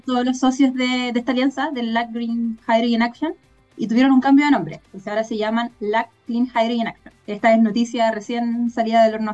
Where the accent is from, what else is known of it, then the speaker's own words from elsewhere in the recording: Chile; nosotras, si bien como, como chilenas